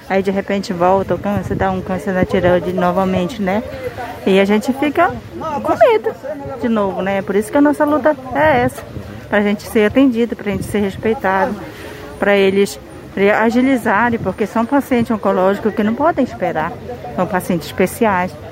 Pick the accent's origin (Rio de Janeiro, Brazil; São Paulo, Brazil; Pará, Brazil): Pará, Brazil; Alenquer; now in Santarém, Brazil; Eu sou de Alenquer, mas eu moro aqui.